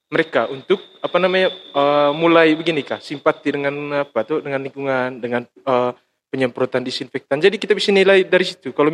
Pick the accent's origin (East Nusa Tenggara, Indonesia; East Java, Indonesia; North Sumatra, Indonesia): East Nusa Tenggara, Indonesia; Karena kebiasaan kita orang Manggarai itu kita kan orang beretika tuh.